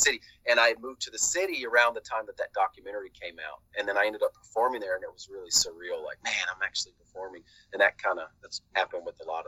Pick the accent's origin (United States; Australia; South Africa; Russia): United States; Georgia; moved away as an adult; also born or lived in New York City, United States; I'm originally from Georgia and moved to New York